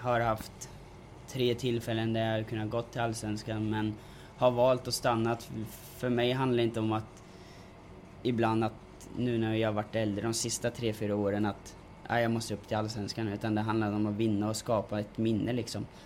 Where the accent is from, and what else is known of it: Norrköping, Östergötland, Sweden